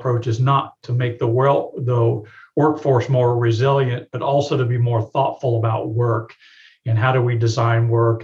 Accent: Tampa, Florida, United States; now in Birmingham, United States; I grew up in Tampa, Florida

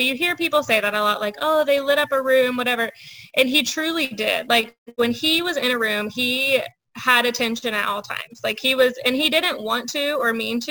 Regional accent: Lebanon, Ohio, United States; born and raised in Lebanon, a small town in Ohio.

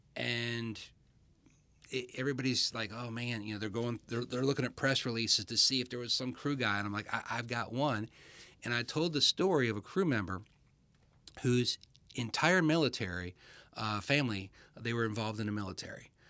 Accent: Michigan, United States; I was born in Michigan.

